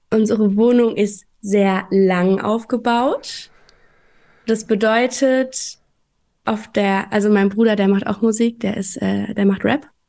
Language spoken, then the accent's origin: German; Offenbach, Hesse, Germany; also born or lived in Frankfurt; bin ich in Offenbach aufgewachsen.